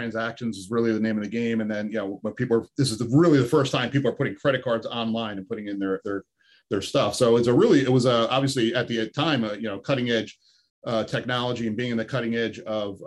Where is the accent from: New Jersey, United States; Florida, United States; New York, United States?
New Jersey, United States; Bloomfield; I grew up in apartments my whole life in Jersey. You know, I grew up in Bloomfield